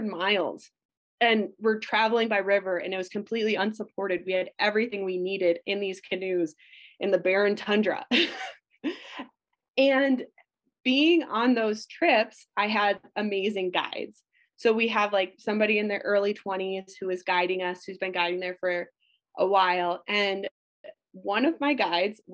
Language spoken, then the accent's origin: English; Minnesota, United States; I grew up in Minnesota